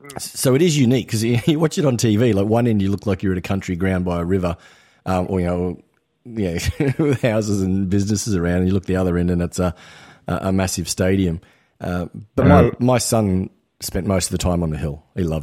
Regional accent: Queensland, Australia; here in Melbourne and there's just games on everywhere else, it's quite an unusual experience, like I said, considering as a Queenslander

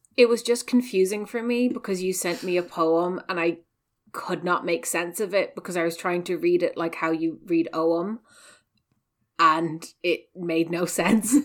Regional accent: west of Ireland, Ireland; I'm also from the West, um, you know, I was raised

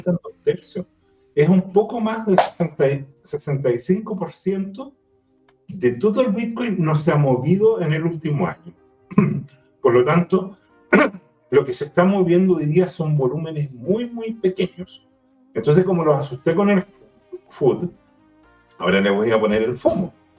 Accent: Los Ríos and Los Lagos regions, southern Chile, Chile; now in Santiago, Chile; la región de los ríos y de los lagos, donde yo nací

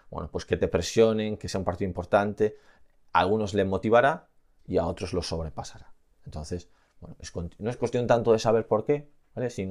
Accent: Aragon, Spain; soy de Aragón

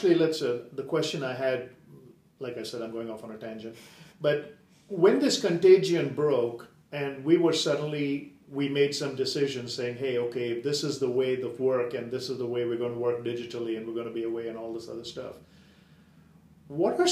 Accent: India; moved away; I grew up in India

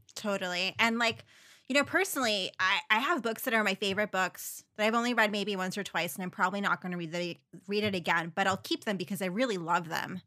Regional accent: New York City, New York, United States; I was a New Yorker

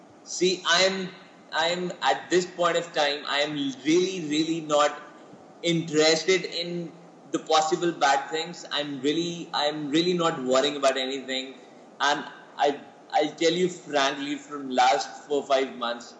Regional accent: Jammu and Kashmir, India; first language Poonchi; English is a second language; I basically come from Jammu and Kashmir

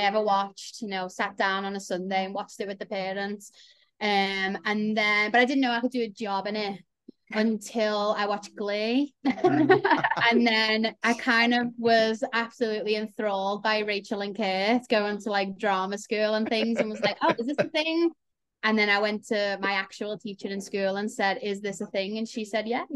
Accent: Liverpool, North West England, United Kingdom; now in London, United Kingdom; I'm also from Liverpool, but now I live in London as well

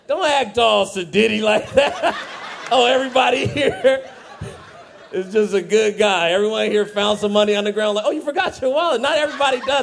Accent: Fresno, California, United States; I'm from Fresno.

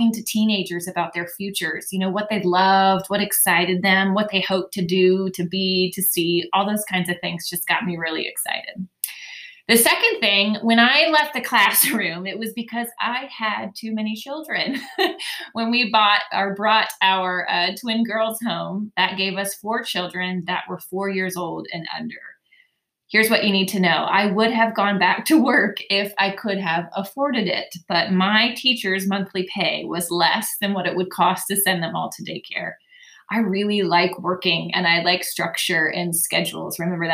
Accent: Dayton, Ohio, United States; now in Waxhaw, United States; I'm originally from Dayton, Ohio, which means I say you guys instead of y'all. I'm a true Midwest girl at heart

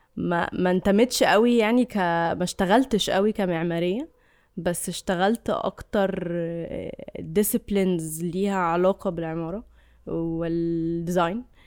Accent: Egypt

